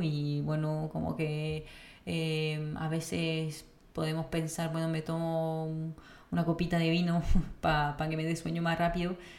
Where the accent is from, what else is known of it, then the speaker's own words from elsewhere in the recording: France; moved away; como francesa